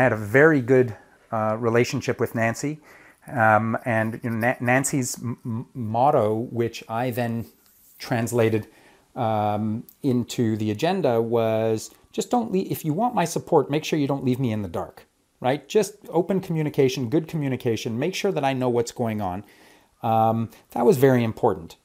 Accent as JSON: {"language": "English", "town": "Montreal", "region": "Quebec", "country": "Canada", "moved": "as an adult", "lives_now": "Toronto, Canada", "said": "I came from Montreal, but I came to Toronto in the late 80s uh, to study philosophy and classics at U of T"}